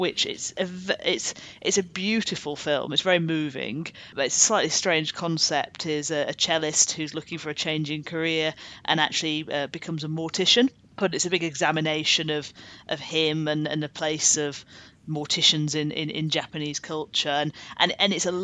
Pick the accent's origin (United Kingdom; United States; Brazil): United Kingdom; we are British people